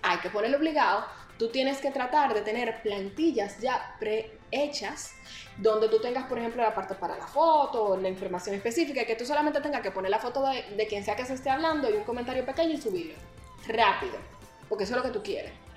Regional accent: Dominican Republic

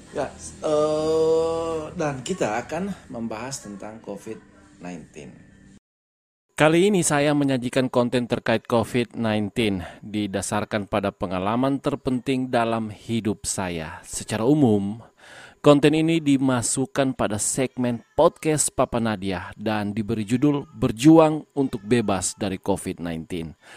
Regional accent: Tentena, Central Sulawesi, Indonesia; saya berasal dari Tentena.

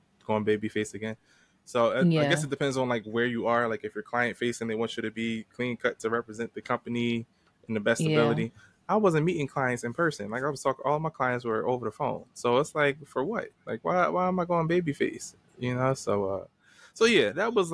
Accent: Philadelphia, Pennsylvania, United States; accent: Philly; my Philly accent

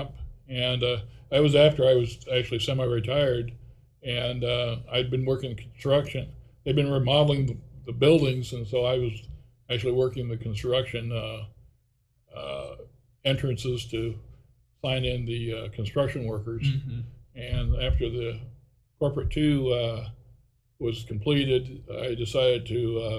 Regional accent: Des Moines, Iowa, United States; I was born here in Des Moines, graduated from Lincoln High School in 1970.

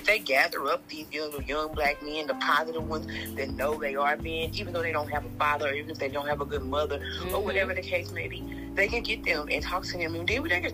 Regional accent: Fort Worth, Texas, United States; I'm 35 from Fort Worth

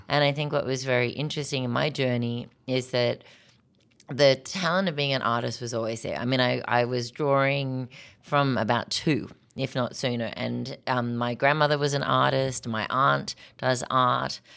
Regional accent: Australia; moved away as an adult; now in Minnesota, United States; I was born in Australia to an American father and Australian mom, um, but I spent most of my life growing up in Australia

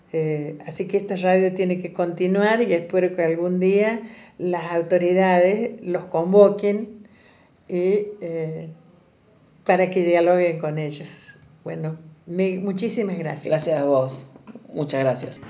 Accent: Santiago del Estero, Argentina; now in Córdoba, Argentina; yo soy de Santiago del Estero, no tenía vivienda

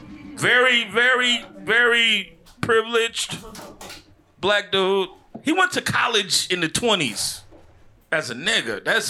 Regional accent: Chicago, Illinois, United States; moved away; I'm from Chicago originally. I'm from the Midwest.

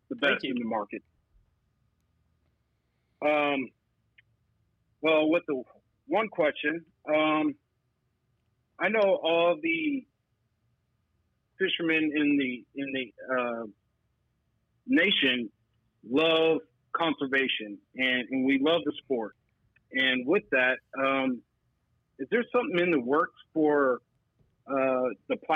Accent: Central Texas, United States; I'm from Texas, here in Central uh, Texas

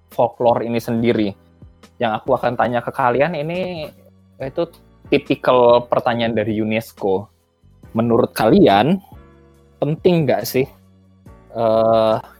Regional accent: Balikpapan, East Kalimantan, Indonesia; moved away; Aku dari Balikpapan, tapi bukan orang Dayak Tulen, karena bapake adalah orang Jawa, jadi half-half

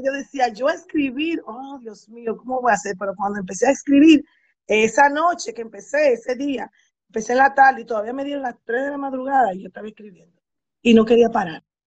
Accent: Santo Domingo, Distrito Nacional, Dominican Republic; moved away as an adult; now in United States; Sí, yo soy dominicana y viví en Santo Domingo hasta los 30 años

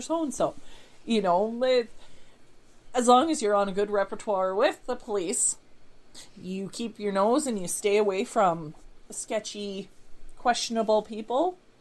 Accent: Canada; I'm a Canadian

